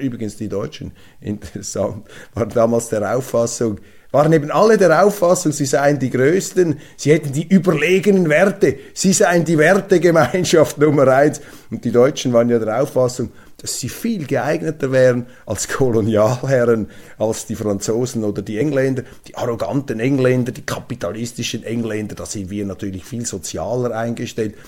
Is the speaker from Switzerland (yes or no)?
yes; Zurich, Switzerland; ich bin ja Zürcher mit Migrationshintergrund